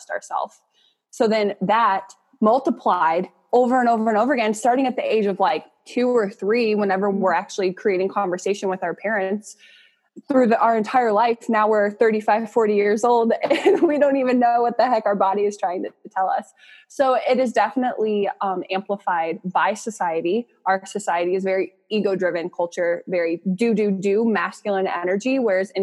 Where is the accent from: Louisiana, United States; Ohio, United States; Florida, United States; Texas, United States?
Ohio, United States; Akron; I'm from Northeast Ohio, Akron.